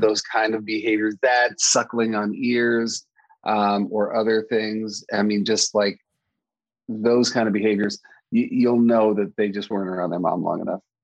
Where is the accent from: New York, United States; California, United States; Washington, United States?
New York, United States; I'm a New Yorker